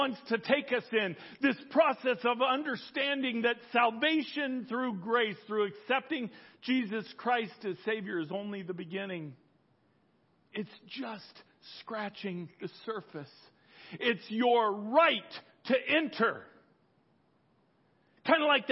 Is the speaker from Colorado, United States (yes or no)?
yes; Colorado, United States; I grew up in Colorado